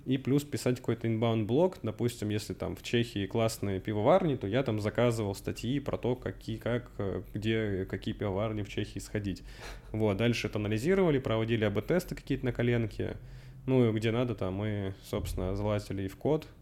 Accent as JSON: {"language": "Russian", "region": "Russian Far East", "country": "Russia", "tie": "born or raised there", "also_born_or_lived": "Cherkessk, Karachay-Cherkessia, Russia / Canada", "moved": "as an adult", "lives_now": "Moscow, Russia", "said": "переехал на Дальний Восток с родителями. Отца по работе перевели После этого я закончил школу там"}